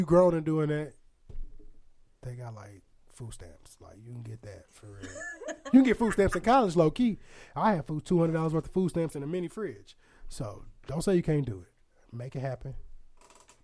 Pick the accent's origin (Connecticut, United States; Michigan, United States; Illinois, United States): Illinois, United States; Aurora; moved away as an adult; now in St. Louis, United States; I'm from Aurora, Illinois, which is by Chicago